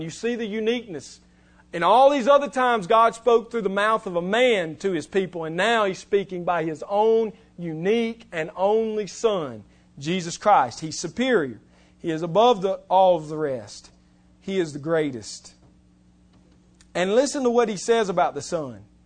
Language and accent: English; West Alabama, United States; I'm from West Alabama